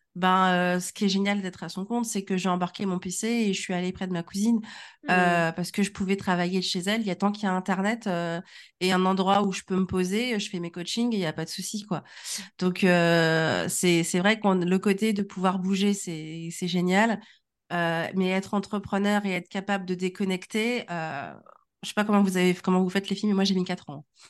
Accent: Normandy, France; also born or lived in Congo; now in Nantes, France; je ne suis pas nantaise, j'habite à Nantes, euh, je viens de ma bonne vieille Normandie, et sinon, euh, je suis du Congo, donc je suis une Congolaise normande

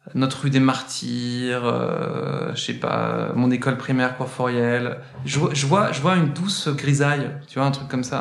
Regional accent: Saint-Étienne, Auvergne-Rhône-Alpes, France; moved away as an adult; now in Paris, France; je suis né, je suis né sur notre belle et magnifique terre verte et charbonneuse de, Saint-Étienne. Euh, il y a quelques années maintenant quand même. Et j'ai grandi

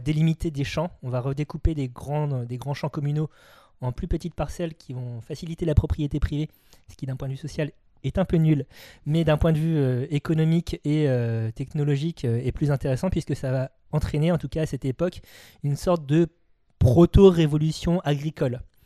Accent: France; nous, en tant que Français

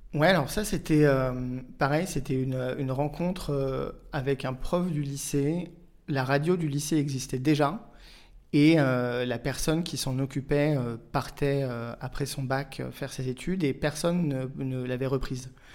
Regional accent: Auxerre, Bourgogne-Franche-Comté, France; moved away as an adult; also born or lived in Paris; Je suis né, j'ai grandi à Auxerre jusqu'à l'âge de 18 ans

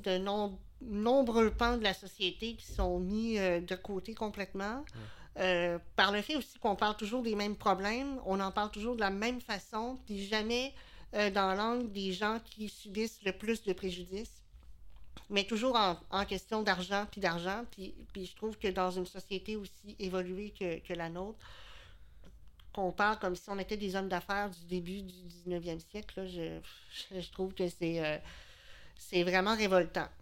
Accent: Quebec City, Quebec, Canada; now in L'Ancienne-Lorette, Canada; je viens de, ben, je viens de Charlebourg, mais j'habite à l'ancienne Lorette depuis plusieurs années.

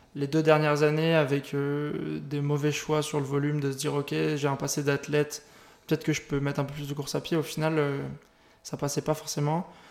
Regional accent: St. Martin; je viens de Saint-Martin, dans les Antilles. C'est une petite île.

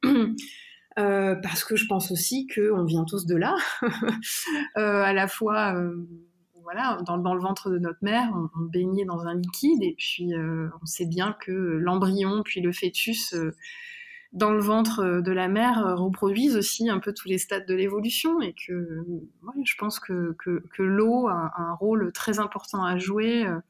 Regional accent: Drôme, Auvergne-Rhône-Alpes, France; j'ai grandi dans la Drôme, euh, alors au pied d'une montagne aussi, le Vercors

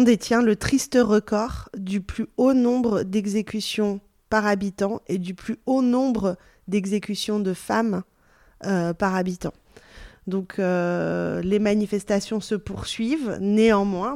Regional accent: France; first language Persian; French is a second language; also born or lived in Belgium; je suis née en Belgique, même si j'ai grandi en France.

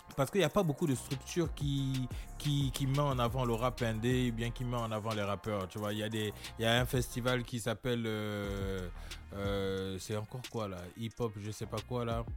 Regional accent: Amiens, Hauts-de-France, France; also born or lived in Gabon / Brest; j'ai grandi à Amiens, euh, en Picardie

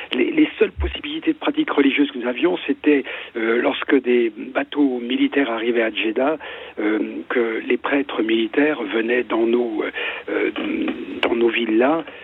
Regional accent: France; also born or lived in Ardennes / Saudi Arabia; je suis français

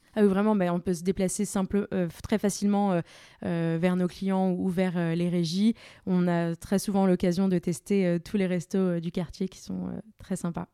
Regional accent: Paris, Île-de-France, France; also born or lived in Angers; Je suis parisienne euh, d'origine

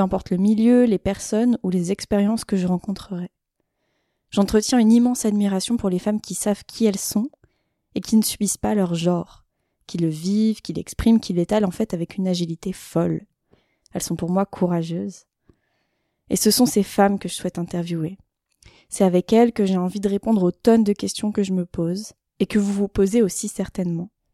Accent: Isère, near Grenoble, Auvergne-Rhône-Alpes, France; j'ai grandi en Isère, proche de Grenoble

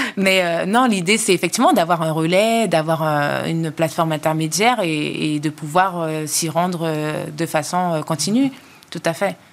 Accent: French Guiana; moved away as an adult; also born or lived in Quebec, Canada; je suis retournée sur ma terre natale en Guyane

